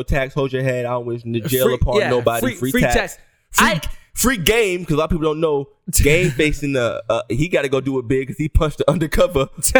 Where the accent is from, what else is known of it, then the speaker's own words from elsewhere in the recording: Baltimore, Maryland, United States; I'm from the South Side of Baltimore, Maryland.